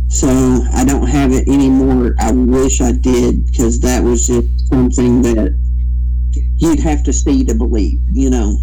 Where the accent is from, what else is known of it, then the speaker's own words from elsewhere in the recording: Kentucky, United States; also born or lived in Mingo County, West Virginia; now in West Virginia, United States; my hometown, which is over in Kentucky